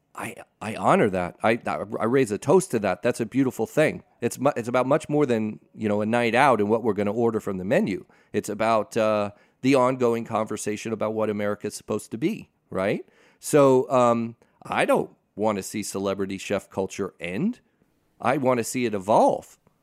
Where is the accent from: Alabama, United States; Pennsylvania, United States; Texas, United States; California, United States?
California, United States; Pasadena; I grew up in Pasadena